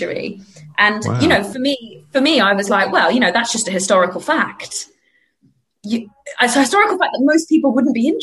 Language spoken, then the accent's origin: English; United Kingdom; as a British person